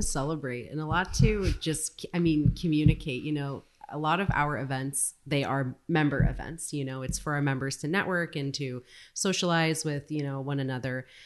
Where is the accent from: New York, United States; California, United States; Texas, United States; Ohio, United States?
California, United States; Santa Rosa; I grew up just over the hill in, in Bennett Valley in Santa Rosa.